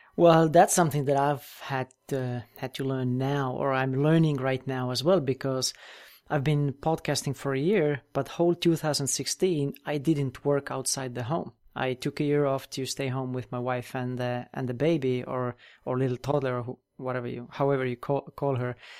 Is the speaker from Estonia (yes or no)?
yes; Estonia; also born or lived in United States; I'm originally from Europe, and that's where I live now as well, in Estonia, tiny country, northeastern corner of Europe